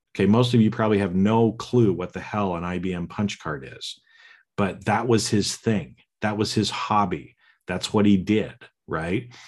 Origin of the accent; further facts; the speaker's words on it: Boise, Idaho, United States; I was born in Boise, Idaho, to the parents that I was born to. I grew up and lived in the family that I did